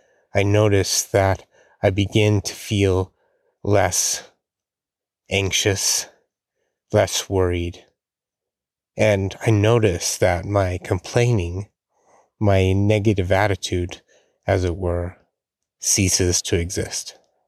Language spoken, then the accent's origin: English; Rocky Mountains, United States; I grew up near the Rocky Mountains, right at the foothills of the Rocky Mountains.